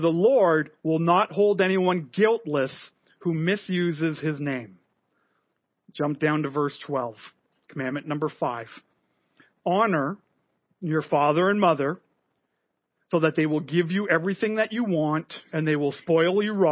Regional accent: Montreal, Quebec, Canada; moved away; I grew up in Montreal. My family is French Canadian

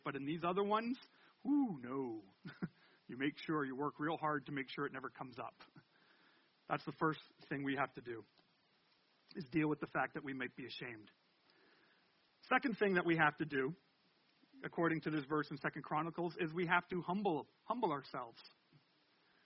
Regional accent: Canada; I'm French Canadian

